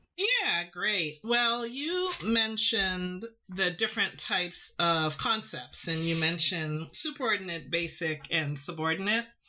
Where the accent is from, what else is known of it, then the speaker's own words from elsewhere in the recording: Toronto, Ontario, Canada; also born or lived in Trinidad; I grew up in Toronto, but I, you know, was born in, in the Caribbean. And so I spent my formative years in Trinidad